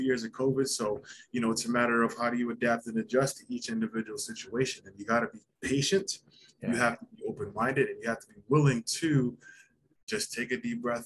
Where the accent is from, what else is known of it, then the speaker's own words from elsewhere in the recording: Long Island, New York, United States; moved away as an adult; now in Canada; I'm originally from Long Island, New York. I've been in Canada now 15 years